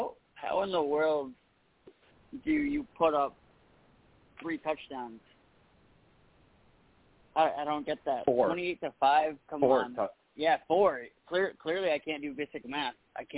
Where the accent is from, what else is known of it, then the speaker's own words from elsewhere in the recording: Northeast, United States; growing up in the Northeast